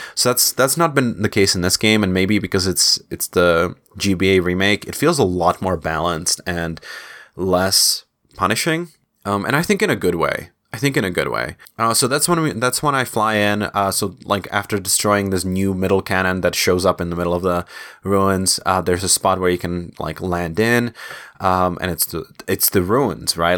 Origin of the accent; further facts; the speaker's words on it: Czechia; my home country, in Czech Republic